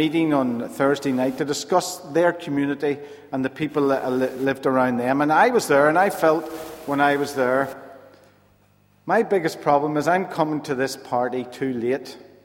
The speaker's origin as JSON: {"language": "English", "town": "Rathcoole", "region": "Northern Ireland", "country": "United Kingdom", "also_born_or_lived": "Dungannon", "moved": "yes", "lives_now": "Belfast, United Kingdom", "said": "I'm originally from Rathcoole, so I've moved back to the city after 24 years of being away"}